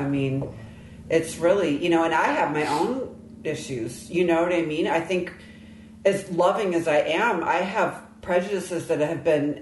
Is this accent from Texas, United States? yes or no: no; Michigan, United States; I grew up in Michigan